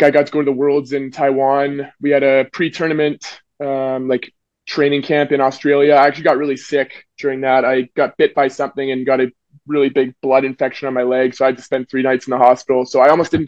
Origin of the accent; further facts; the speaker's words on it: North Vancouver, British Columbia, Canada; I grew up in North Vancouver